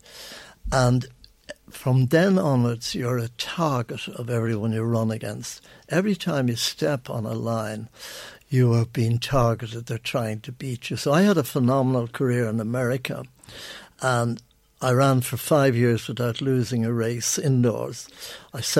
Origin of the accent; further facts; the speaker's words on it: Ireland; I'm an Irishman